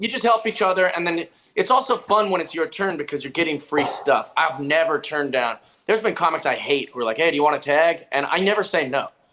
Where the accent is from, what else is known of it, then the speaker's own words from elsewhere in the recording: Seattle, Washington, United States; I'm from Seattle